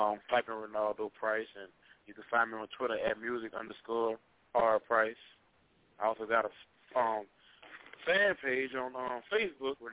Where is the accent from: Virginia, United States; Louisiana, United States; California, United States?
Louisiana, United States; Baton Rouge; I'm from Baton Rouge